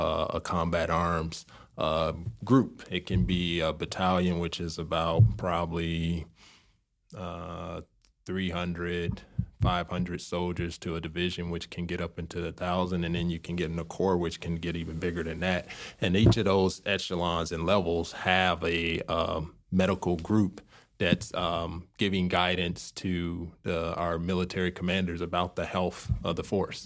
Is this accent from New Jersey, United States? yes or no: no; Chicago, Illinois, United States; moved away as an adult; also born or lived in St. Louis, Missouri / Baltimore, Maryland / Washington State; now in Indianapolis, United States; I'm from Chicago, so from south side of Chicago, city boy